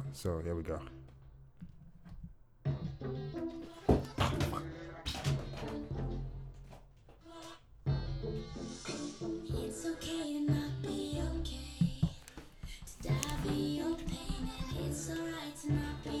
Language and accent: English; Nigeria; I'm Nigerian. I'm Nigerian right now